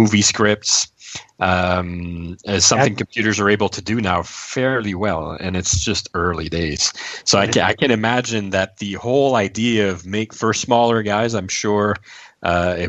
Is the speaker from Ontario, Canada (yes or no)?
no; Montreal, Quebec, Canada; we're from Montreal.